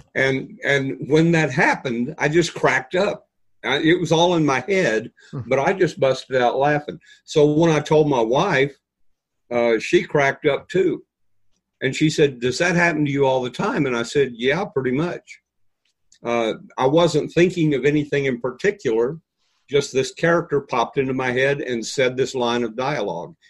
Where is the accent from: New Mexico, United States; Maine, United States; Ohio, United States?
New Mexico, United States; moved away; also born or lived in Texas / Arizona; I was born in New Mexico, seasoned in Texas, and baked in Arizona